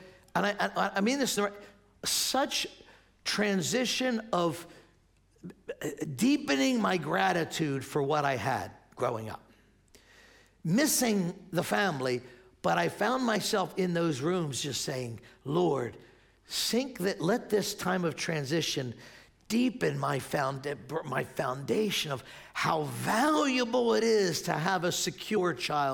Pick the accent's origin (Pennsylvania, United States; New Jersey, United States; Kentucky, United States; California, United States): Pennsylvania, United States; Spruce Avenue; I grew up right down the street here on Spruce Avenue, born and raised here.